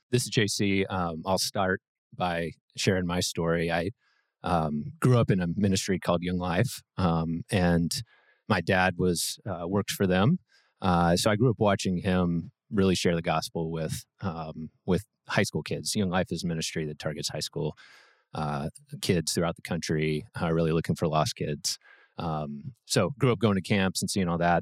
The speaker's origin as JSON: {"language": "English", "town": "Brentwood", "region": "Tennessee", "country": "United States", "tie": "born or raised there", "said": "so grew up in Brentwood"}